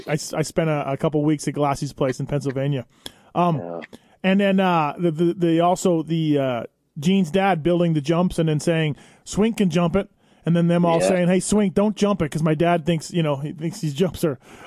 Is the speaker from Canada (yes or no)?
yes; Canada; where you know I'm from Canada